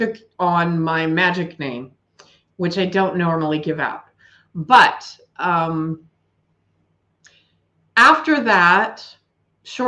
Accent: Billings, Montana, United States; now in Bridger, United States; my hometown of Billings and where I currently live in Bridger

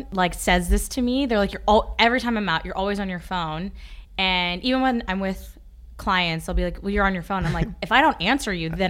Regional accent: Ashland, Kentucky, United States; born or raised there; accent: country; moved away as an adult; also born or lived in Worcester, Massachusetts; now in New York City, United States

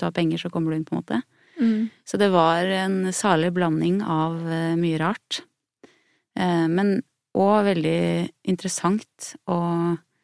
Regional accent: Hallingdal, Buskerud, Norway; jeg har vokst opp med foreldre som jobba med sånn eh, med teater jeg, i Hallingdal, der jeg er fra

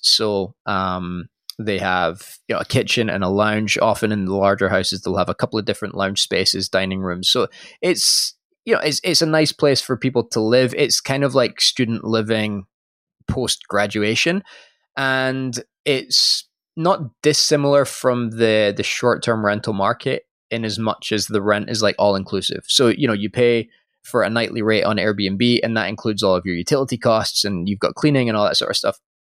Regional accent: Scotland, United Kingdom; moved away; I am from Scotland originally

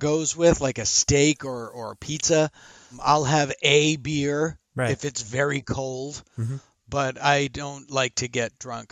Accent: Boston, Massachusetts, United States; moved away as an adult; also born or lived in San Francisco, California; now in Los Angeles, United States; I'm from Boston originally

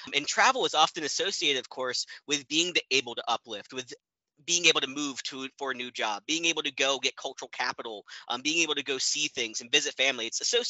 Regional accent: Virginia, United States; also born or lived in Ohio / Tennessee; now in Missouri, United States; So I'm originally from Virginia, moved around, lived in Ohio, got my master's at Ohio University, and then eventually got my PhD from Tennessee.

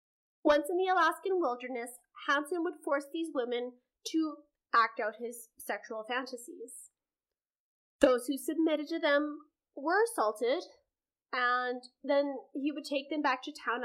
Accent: Canada; which I find that so fascinating as a Canadian

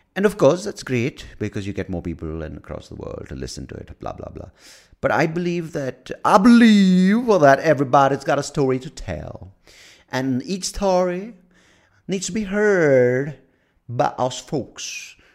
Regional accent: United States; I'm American.

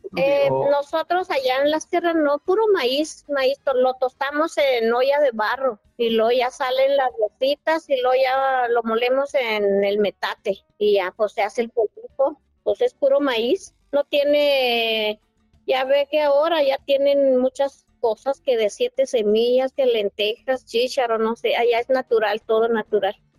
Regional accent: Norogachi, Chihuahua, Mexico; yo soy de Norogachi, un pueblo que se llama Norogachi, municipio de Huachochi, Chihuahua

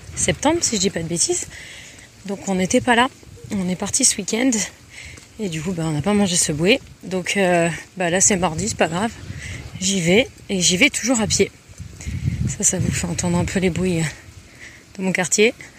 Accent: south of France, France; moved away as an adult; now in San Jose, United States; je viens du sud de la France, euh, notamment un peu de l'arrière-pays

